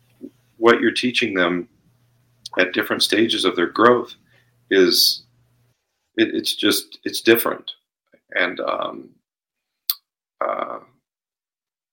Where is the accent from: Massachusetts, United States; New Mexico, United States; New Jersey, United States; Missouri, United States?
New Mexico, United States; Albuquerque; also born or lived in Las Vegas, Nevada; we felt like this was home